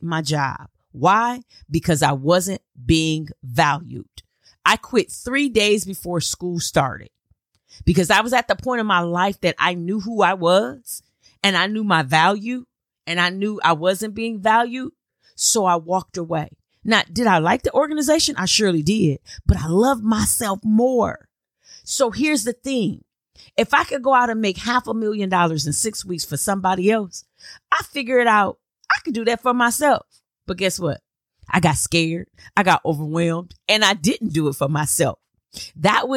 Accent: Flint, Michigan, United States; moved away; I was in Flint, Michigan. Absolutely loved being back in my hometown

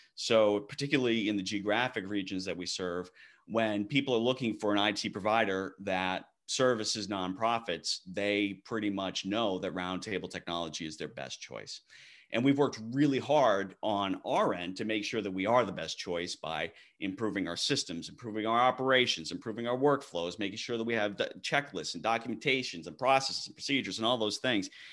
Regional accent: Maine, United States; now in Texas, United States; born and raised in Maine

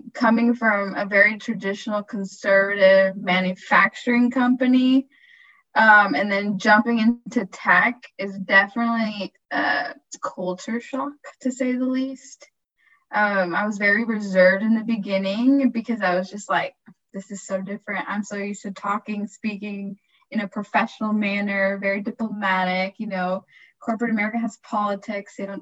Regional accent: Houston, Texas, United States; also born or lived in Cleveland, Ohio; now in Austin, United States; being born and raised in Houston, Texas

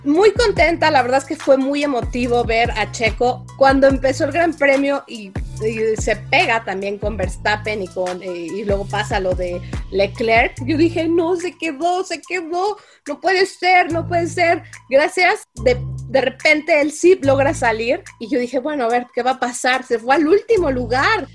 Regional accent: Mexico

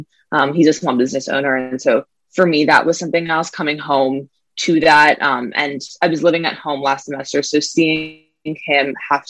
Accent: New York City, New York, United States; I grew up in New York City surrounded by pollution and surrounded by garbage everywhere.

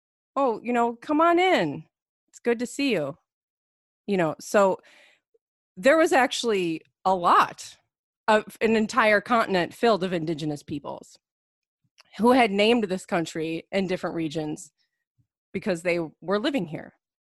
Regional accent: United States; growing up in America as a white person going to public schools

